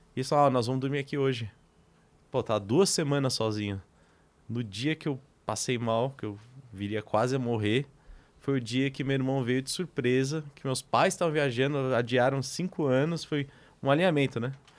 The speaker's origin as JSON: {"language": "Portuguese", "region": "Greater São Paulo", "country": "Brazil", "tie": "born or raised there", "said": "nasci e cresci na Grande São Paulo"}